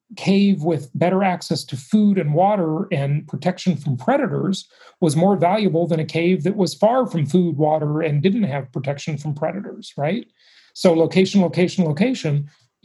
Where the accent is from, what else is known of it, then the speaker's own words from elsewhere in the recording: Los Angeles, California, United States; my hometown of Los Angeles